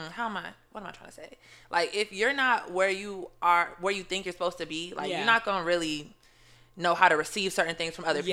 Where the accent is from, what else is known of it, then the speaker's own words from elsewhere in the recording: Atlanta, Georgia, United States; I'm from Atlanta, Georgia. You know, A-Town, what's up?